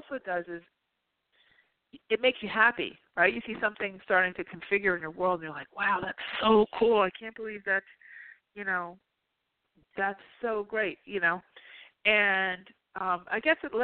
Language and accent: English; New Jersey, United States; I'm from Jersey